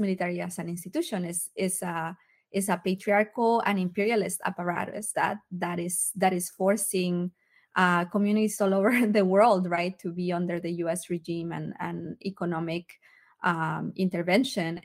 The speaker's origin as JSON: {"language": "English", "country": "Mexico", "moved": "yes", "lives_now": "United States", "said": "I'm a migrant from Mexico myself"}